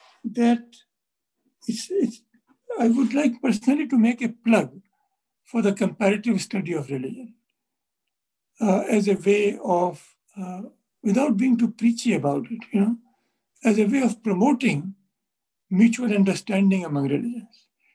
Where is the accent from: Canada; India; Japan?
India